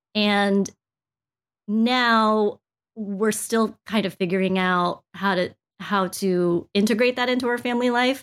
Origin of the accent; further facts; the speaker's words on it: United States; I was born here in the States